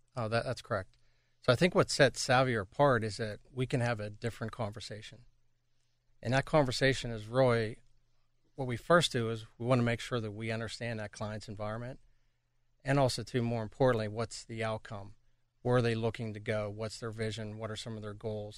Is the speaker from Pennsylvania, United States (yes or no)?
yes; Pittsburgh, Pennsylvania, United States; moved away as an adult; back in my hometown of Pittsburgh